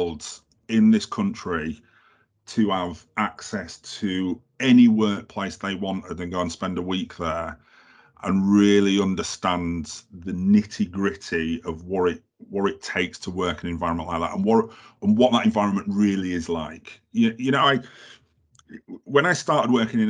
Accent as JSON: {"language": "English", "town": "Halifax", "region": "Yorkshire and the Humber", "country": "United Kingdom", "said": "I'm from Halifax."}